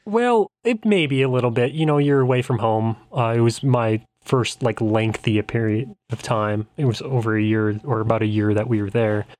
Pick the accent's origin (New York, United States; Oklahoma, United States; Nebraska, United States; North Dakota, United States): North Dakota, United States; Bismarck; I'm from Bismarck, capital city, middle of state